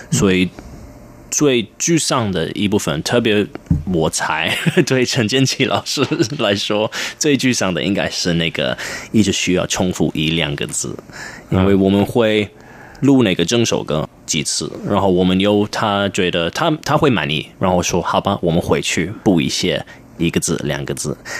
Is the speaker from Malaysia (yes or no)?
no; London, United Kingdom; first language English; Chinese is a second language; moved away as an adult; now in Taiwan; 我是在英国，嗯，出生，在伦敦出生，然后，呃，我爸爸是英国人，我妈是香港人，呃，然后其实我二十六，二十五，二十六岁，嗯，来，第一次来台湾，然后那个是我，也是我第一次真的听到中文